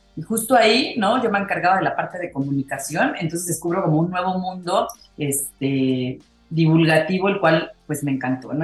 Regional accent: Mexico; decimos aquí en México

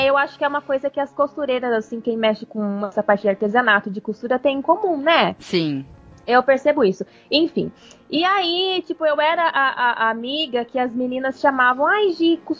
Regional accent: São Paulo, Brazil; Primeira, interior de São Paulo.

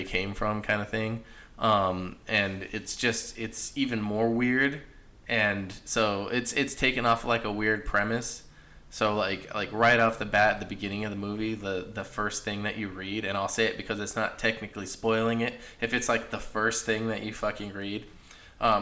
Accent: Hollister, California, United States; also born or lived in Pennsylvania; now in Arizona, United States; I used to always tell people I grew up in the Bay Area, and I was corrected several times saying, Hollister's

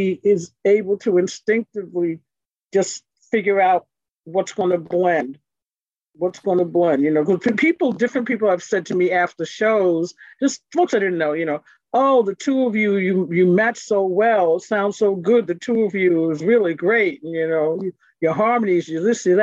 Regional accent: New York City, New York, United States; I grew up in Brooklyn

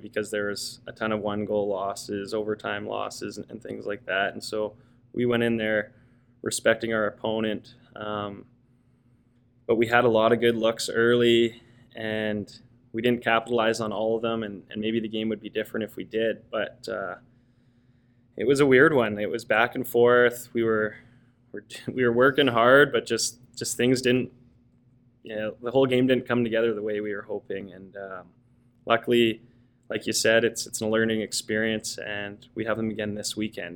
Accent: Coquitlam, British Columbia, Canada; moved away as an adult; also born or lived in Victoria, Canada / Ontario, Canada; now in Toronto, Canada; I grew up in in Coquitlam.

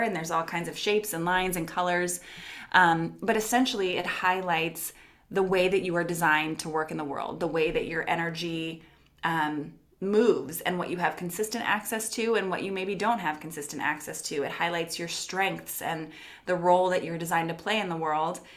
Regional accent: Los Angeles, California, United States; moved away as an adult; now in Portland, United States; I moved from Los Angeles, California, which is where I'm from, to Portland, Oregon.

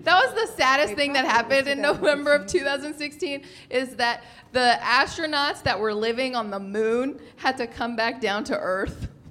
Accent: San Francisco, California, United States; I feel like I come from San Francisco

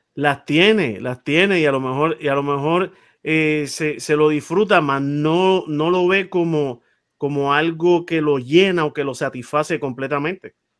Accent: San Juan, Puerto Rico; yo me crié en Monteatillo

